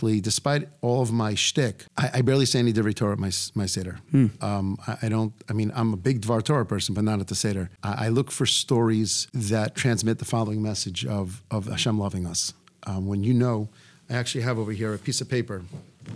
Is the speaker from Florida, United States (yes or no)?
yes; Florida, United States; I'm from Florida